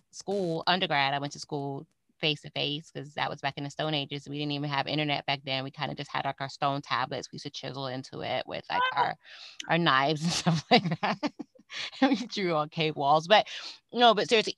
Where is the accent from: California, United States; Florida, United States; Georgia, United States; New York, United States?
Florida, United States; Fort Lauderdale; also born or lived in Miami, Florida; my home state of Florida. Actually, I'm in South Florida